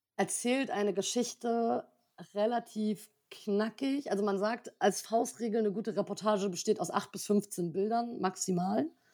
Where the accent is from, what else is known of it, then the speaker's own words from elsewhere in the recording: Berlin, Germany; ich bin äh, 30, komme aus Berlin